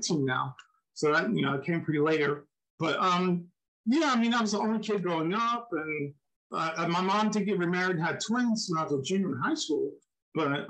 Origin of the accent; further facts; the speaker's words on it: New Jersey, United States; moved away as an adult; also born or lived in Philadelphia, Pennsylvania / Texas / Seattle, Washington; I was born in Philadelphia, lived in New Jersey, Pennsylvania